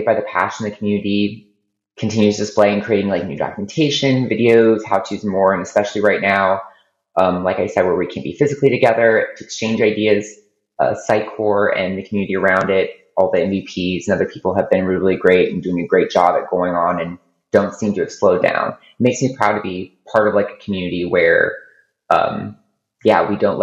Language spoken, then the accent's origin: English; Ohio, United States; now in Tampa, United States; I live in Tampa, Florida, but I'm originally from Ohio